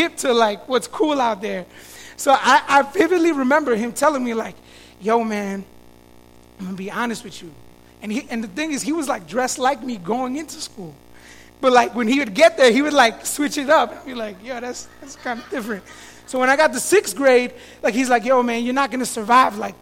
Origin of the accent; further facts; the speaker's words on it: Florida, United States; now in Chicago, United States; Growing up in Florida, you go to elementary school until fifth grade